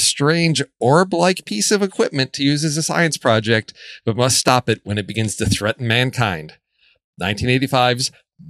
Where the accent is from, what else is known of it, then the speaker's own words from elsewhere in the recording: Chicago, Illinois, United States; moved away; I'm originally from Chicago where the slogan was vote early and vote often.